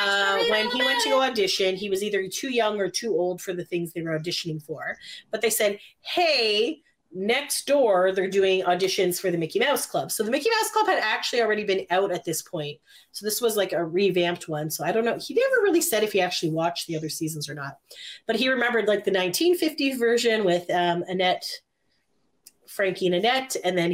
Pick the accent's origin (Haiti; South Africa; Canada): Canada; For those listening that are not Canadian. {S10} Yes. {S11} We're Canadian.